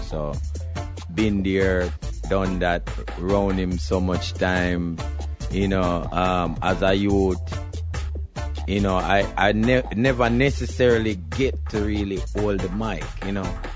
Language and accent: English; Jamaica; moved away as an adult; also born or lived in New York City / Hawaii / California; I'm Jamaican